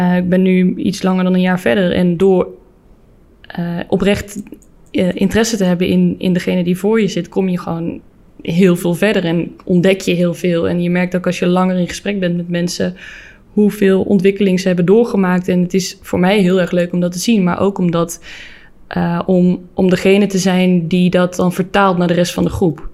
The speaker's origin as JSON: {"language": "Dutch", "region": "North Brabant", "country": "Netherlands", "said": "Ik kom natuurlijk een beetje uit Brabant"}